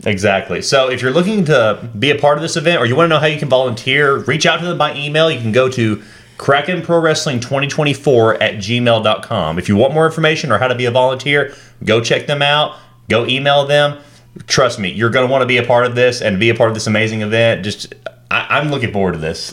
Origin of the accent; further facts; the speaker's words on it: North Alabama, United States; I'm from North Alabama